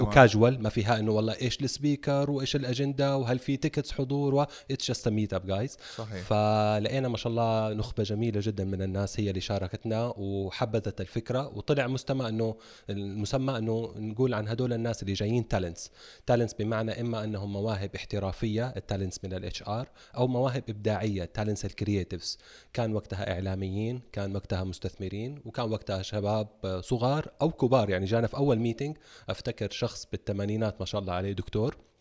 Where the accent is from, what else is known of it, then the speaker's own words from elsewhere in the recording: Jeddah, Makkah Province, Saudi Arabia; مراتي من مواليد جده وعايشين هنا طول عمرنا